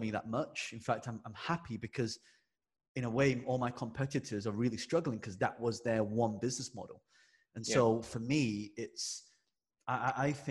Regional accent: England, United Kingdom; I'm British born Chinese. Yes. I was born in England. And so growing up, my town, me and my brother were the only two Chinese people in the school.

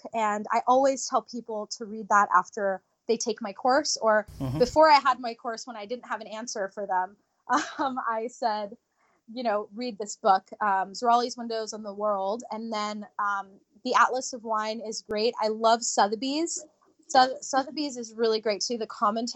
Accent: Japan; moved away; I was born in Japan

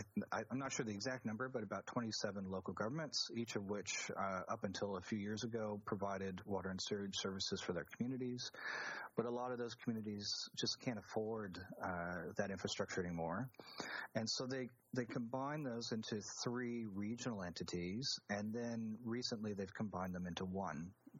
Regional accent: Arizona, United States; moved away as an adult; also born or lived in Hawaii / Baltimore, Maryland; now in Australia; I was born in Arizona back in the 70s, just a bit of my age there. I grew up in a desert and a very dry, very hot kind of environment

